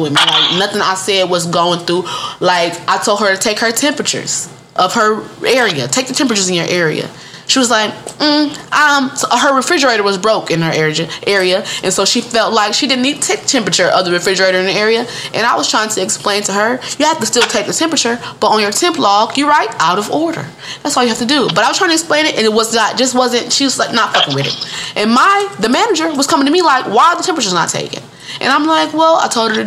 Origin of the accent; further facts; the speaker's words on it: Detroit, Michigan, United States; moved away as an adult; now in Georgia, United States; I am from Michigan. I'm from the Midwest. I'm from Detroit.